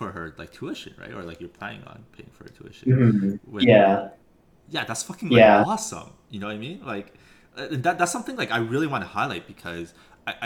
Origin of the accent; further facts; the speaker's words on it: Vancouver, British Columbia, Canada; growing up in Vancouver